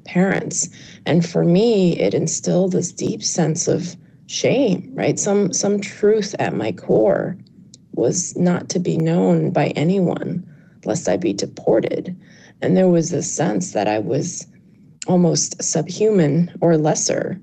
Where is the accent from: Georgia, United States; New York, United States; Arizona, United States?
New York, United States; New York City; born or raised there; English is a second language